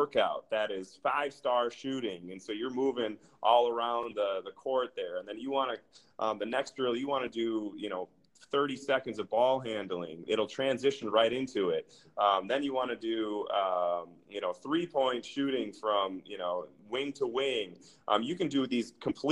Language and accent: English; Minneapolis, Minnesota, United States; also born or lived in Eau Claire, Wisconsin; I'm from Minneapolis area. That's where I went to high school